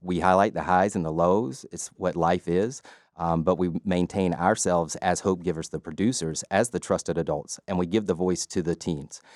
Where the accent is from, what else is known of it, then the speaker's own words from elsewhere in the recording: LaGrange, Georgia, United States; I grew up in LaGrange, Georgia